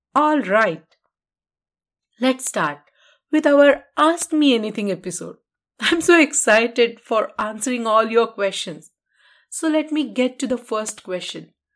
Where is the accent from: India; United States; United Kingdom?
India; Karad, Maharashtra; moved away as an adult; in my hometown Karar